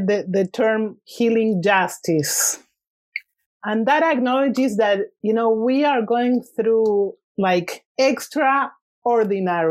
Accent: Argentina; English is a second language; moved away as an adult; now in Santa Cruz, United States; I was born in Argentina and I left in my early 30s

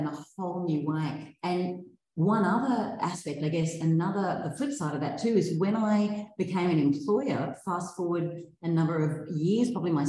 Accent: Brisbane, Queensland, Australia; also born or lived in Hervey Bay; I grew up in Brisbane, but from my early high school years, so just turned 13, I think it was, my family moved to Hervey Bay

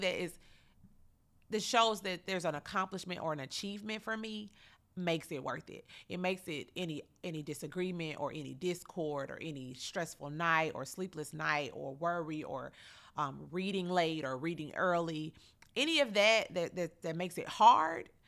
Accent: Chattanooga, Tennessee, United States; born and raised here in Chattanooga

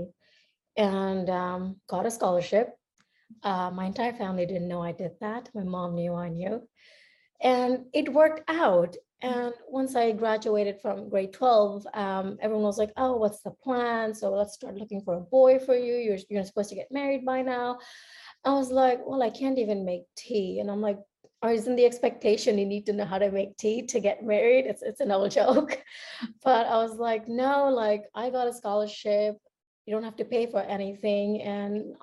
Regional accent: India; moved away as an adult; also born or lived in United States; So I am Indian and I grew up in India. I spent most of my childhood growing there

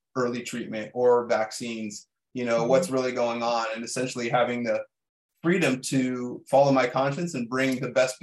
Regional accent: Bay Area, Northern California, United States; I grew up in the Bay Area in Northern California

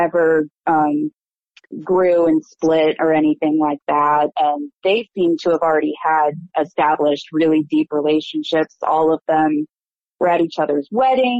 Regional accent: Westerville, Ohio, United States; I am from Westerville, Ohio, which is a suburb of Columbus

